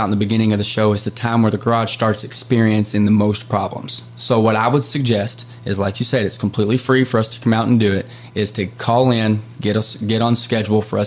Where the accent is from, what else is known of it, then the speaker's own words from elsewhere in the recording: Carrollton, Kentucky, United States; I grew up so in Carrollton. I grew up where the Ohio and the Kentucky River meets